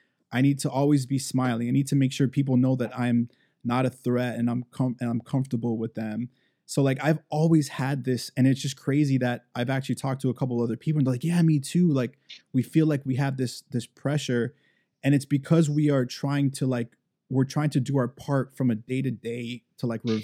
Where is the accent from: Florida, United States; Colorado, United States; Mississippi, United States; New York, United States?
Florida, United States; Miami; growing up in Miami